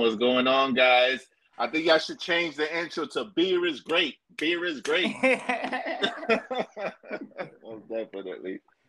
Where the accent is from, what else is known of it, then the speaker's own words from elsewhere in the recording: Homestead, Florida, United States; also born or lived in New York City, United States; I'm originally from New York, but I grew up in Bay County. I grew up in Miami.